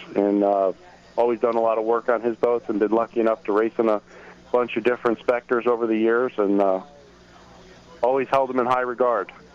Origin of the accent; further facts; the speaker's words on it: Key West, Florida, United States; I grew up in Key West.